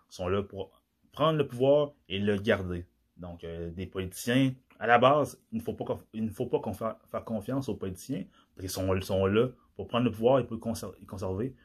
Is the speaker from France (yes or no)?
no; DR Congo; moved away; dans mon pays d'origine, la République démocratique du Congo